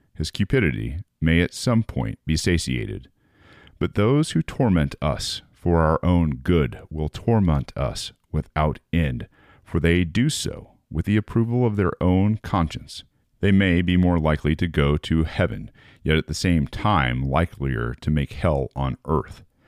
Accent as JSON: {"language": "English", "country": "United States"}